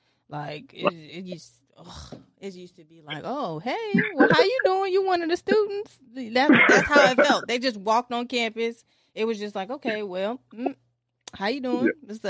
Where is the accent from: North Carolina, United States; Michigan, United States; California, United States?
Michigan, United States; Detroit; now in Virginia, United States; Actually, I'm from Detroit. I'm from Detroit, but I live in Virginia.